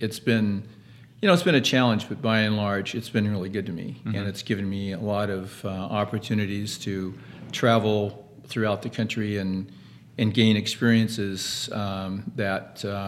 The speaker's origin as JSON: {"language": "English", "town": "Los Angeles", "region": "California", "country": "United States", "tie": "born or raised there", "said": "my parents had restaurants in Los Angeles. I grew up in Hollywood."}